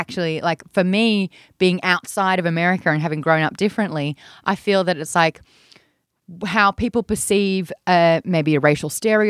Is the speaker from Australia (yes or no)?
yes; Australia; now in United States; growing up in Australia